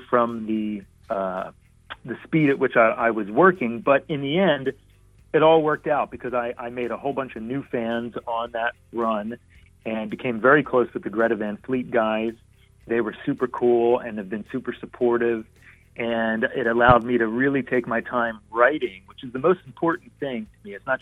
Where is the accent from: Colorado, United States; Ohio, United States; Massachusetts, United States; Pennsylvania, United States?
Pennsylvania, United States; Philadelphia; moved away as an adult; also born or lived in California; I'm from Philadelphia, I married a California girl and ended up living in California on and off for a number of years